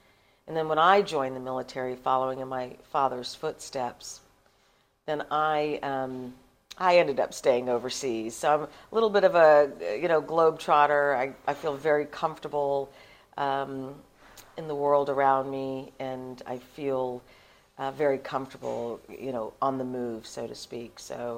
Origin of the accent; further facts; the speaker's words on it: United Kingdom; born there; accent: American; So I was born in Britain. My mother is a Shetlander, and you know, all summers for my entire life, you know, came home to Shetland where my grandparents were to spend the summer